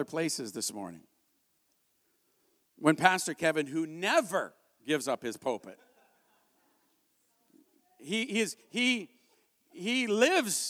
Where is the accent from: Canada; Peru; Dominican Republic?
Canada; I'm a Canadian.